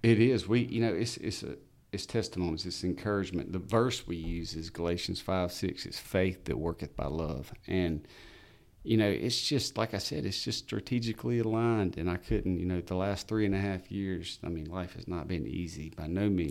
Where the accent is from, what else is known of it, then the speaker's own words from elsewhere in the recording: Albany, United States; I'm from Albany. I grew up here.